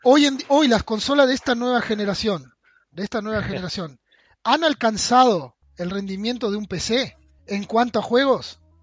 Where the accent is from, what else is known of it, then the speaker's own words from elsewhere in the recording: Uruguay; Yo soy de Uruguay, vivo en Rivera